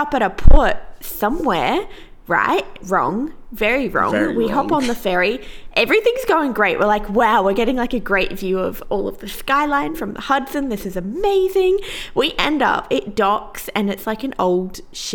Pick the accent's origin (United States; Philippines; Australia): Australia; we're Australian